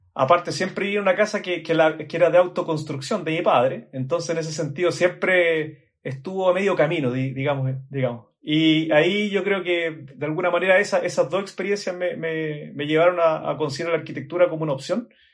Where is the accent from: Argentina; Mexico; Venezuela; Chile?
Chile; accent: Chilean; por el acento seguramente notan que soy de Chile.